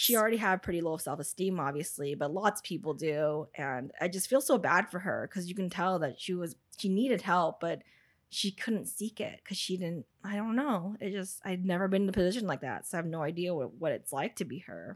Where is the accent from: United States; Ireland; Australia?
United States; I know I'm American